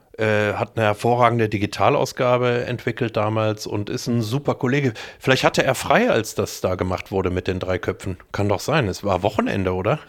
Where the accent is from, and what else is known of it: Düsseldorf, North Rhine-Westphalia, Germany; born or raised there; moved away; also born or lived in Meerbusch / Munich